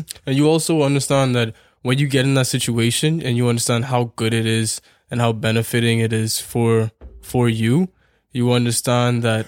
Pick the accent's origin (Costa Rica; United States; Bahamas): Bahamas; now in Canada; we are from the Bahamas where the opportunities are limited.